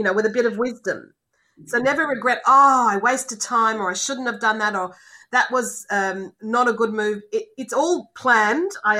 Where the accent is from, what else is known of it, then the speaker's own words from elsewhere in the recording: Australia; moved away as an adult; as an Australian